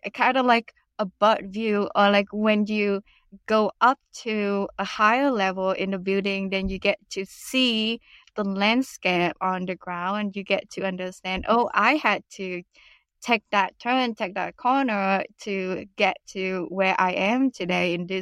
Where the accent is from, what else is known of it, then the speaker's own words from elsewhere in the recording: Vietnam; also born or lived in United States; now in Canada; go back to Vietnam and reinvent myself. I realized that I didn't want to stay in my home country